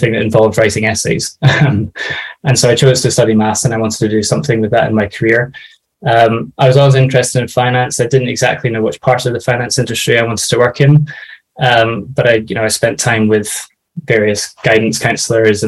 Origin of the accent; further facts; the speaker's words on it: Scotland, United Kingdom; moved away as an adult; also born or lived in London; I'm originally from Scotland, and so I moved down to London for the job